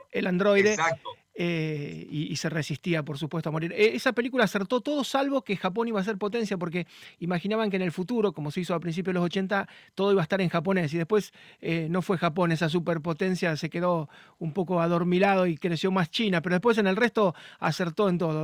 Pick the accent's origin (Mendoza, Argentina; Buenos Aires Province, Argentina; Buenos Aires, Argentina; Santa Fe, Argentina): Santa Fe, Argentina; Rosario; yo soy de Rosario